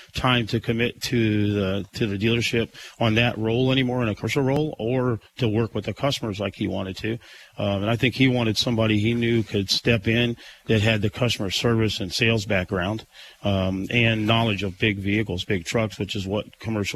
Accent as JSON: {"language": "English", "town": "Springfield", "region": "Illinois", "country": "United States", "tie": "born or raised there", "lives_now": "Carlinville, United States", "said": "Born and raised in Springfield."}